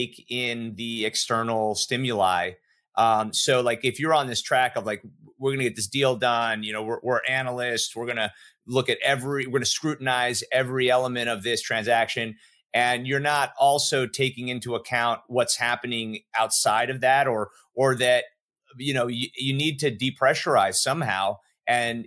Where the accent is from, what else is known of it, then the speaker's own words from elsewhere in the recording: Miami, Florida, United States; growing up in Miami, growing up in a culture